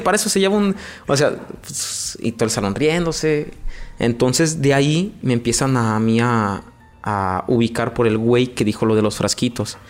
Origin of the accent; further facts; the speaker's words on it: León, Guanajuato, Mexico; crecí en un barrio muy famoso aquí en León